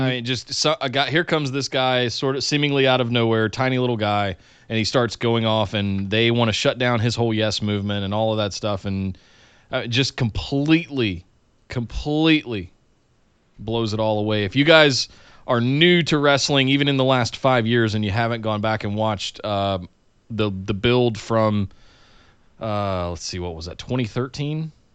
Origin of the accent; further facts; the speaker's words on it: Charlotte, North Carolina, United States; I grew up in Charlotte, North Carolina, and even outside of Charlotte, uh, in the, in the woods, basically